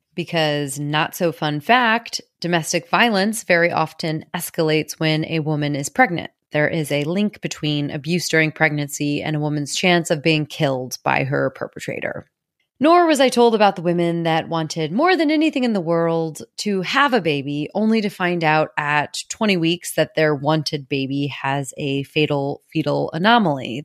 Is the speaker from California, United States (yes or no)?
no; Missouri, United States; I was born and raised in Missouri